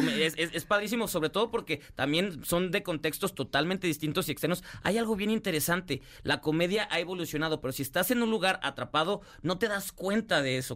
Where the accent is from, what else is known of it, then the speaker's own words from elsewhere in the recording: Mexico; todos los que somos mexicanos